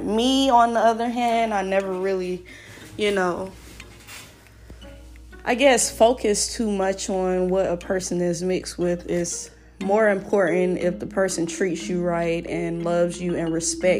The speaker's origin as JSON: {"language": "English", "country": "United States", "said": "I'm African American, so my roots are definitely Black or African."}